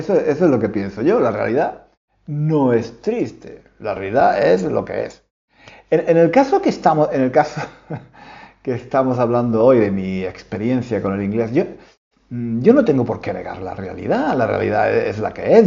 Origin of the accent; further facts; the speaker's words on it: Spain; moved away as an adult; now in London, United Kingdom; yo soy español, pero no vivo en España. Llevo, llevo, llevo más de 25 años viviendo en Londres